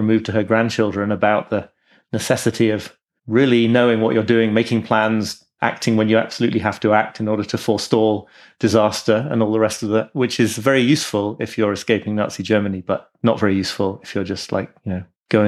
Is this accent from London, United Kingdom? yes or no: no; York, Yorkshire and the Humber, United Kingdom; also born or lived in Liverpool, United Kingdom; I was born in Liverpool, actually. I grew up in York, but I was born in Liverpool.